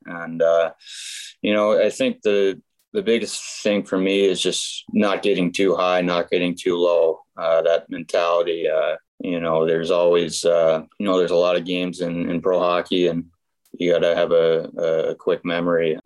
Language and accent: English; Grand Forks, North Dakota, United States; born or raised there